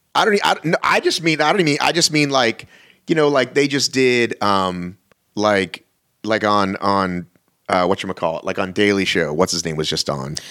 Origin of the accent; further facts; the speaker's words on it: Boston, Massachusetts, United States; now in Atlanta, United States; I was born in Boston